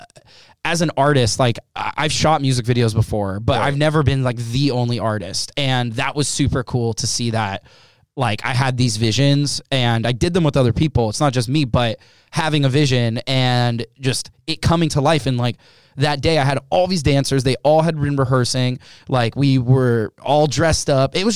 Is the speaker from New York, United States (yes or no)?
no; Los Angeles, California, United States; being a kid of divorced parents and growing up in Los Angeles